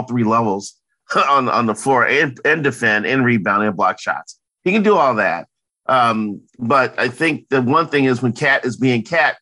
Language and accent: English; Minnesota, United States